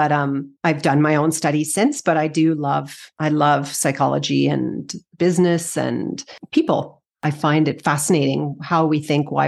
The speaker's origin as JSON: {"language": "English", "town": "Edmonton", "region": "Alberta", "country": "Canada", "also_born_or_lived": "Victoria", "said": "Edmonton. Edmonton. Edmonton. Yeah. Then I went to university in Victoria."}